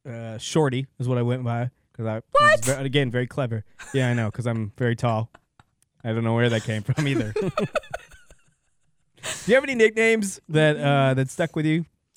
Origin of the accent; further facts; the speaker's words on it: Belding, Michigan, United States; I grew up in Belding.